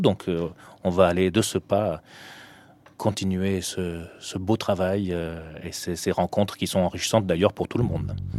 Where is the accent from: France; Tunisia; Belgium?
Tunisia; moved away; je suis né en Tunisie